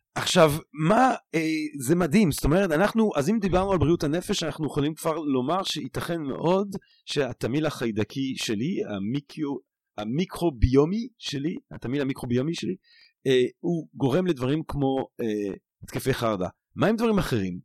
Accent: Belgium; moved away; גדלתי אומנם בבלגיה, אבל בטלוויזיה הצרפתית

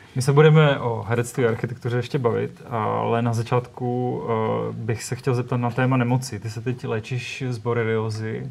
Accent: Czechia; My jako Češi

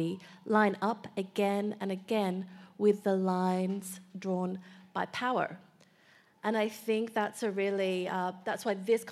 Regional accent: Melbourne, Victoria, Australia; So I was born in Melbourne to two migrant parents

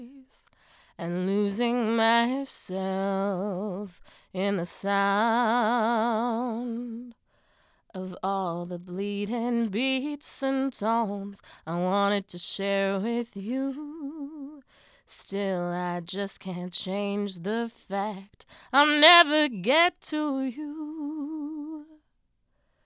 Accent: Madison, Wisconsin, United States; also born or lived in India / England / Illinois; I moved to Madison when I was a kid

